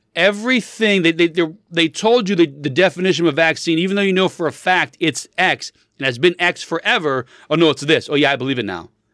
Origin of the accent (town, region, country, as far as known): United States